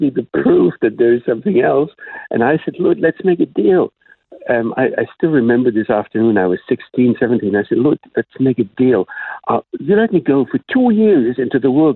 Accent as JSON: {"language": "English", "area": "Black Forest", "region": "Baden-Württemberg", "country": "Germany", "tie": "born or raised there", "also_born_or_lived": "Mainz, Germany", "first_language": "German", "second_language": "English", "moved": "as an adult", "lives_now": "Jerusalem, Israel", "said": "my parents took me away from there very soon, and I grew up in the Black Forest area."}